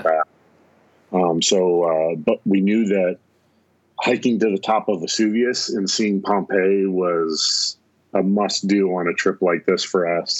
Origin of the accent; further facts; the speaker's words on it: North Dakota, United States; we're from North Dakota, so our accents